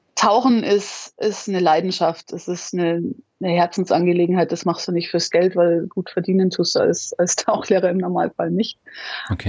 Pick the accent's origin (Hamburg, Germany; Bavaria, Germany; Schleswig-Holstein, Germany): Bavaria, Germany; Munich; Ich bin in München geboren, die Alpen vor der Tür. Also ich war schon immer viel in den Bergen unterwegs